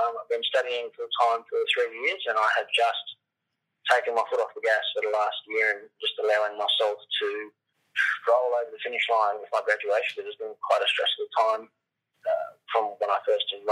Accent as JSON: {"language": "English", "area": "Clarence Valley", "region": "northern New South Wales", "country": "Australia", "tie": "born or raised there", "moved": "as an adult", "lives_now": "Brisbane, Australia", "said": "I grew up in northern New South Wales"}